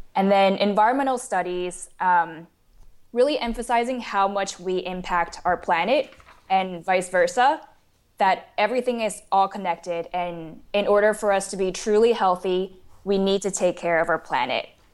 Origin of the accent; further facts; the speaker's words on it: Taiwan; moved away as an adult; also born or lived in St. Louis, United States; I was born and raised in Taiwan, and then I came to the United States for university at Washoe in Saint Louis